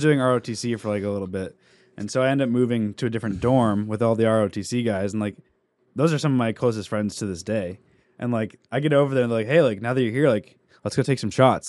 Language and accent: English; New England, United States; also born or lived in San Diego; we grew up in New England